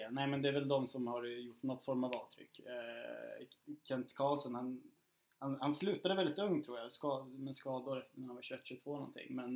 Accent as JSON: {"language": "Swedish", "town": "Eskilstuna", "region": "Södermanland", "country": "Sweden", "tie": "born or raised there"}